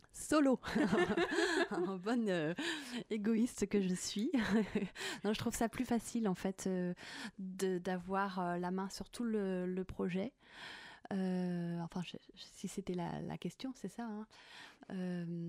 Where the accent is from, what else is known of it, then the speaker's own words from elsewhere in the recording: Haute-Savoie, Auvergne-Rhône-Alpes, France; j'ai grandi à la montagne, donc j'ai une affection euh, toute particulière à la montagne. Je suis née en Haute-Savoie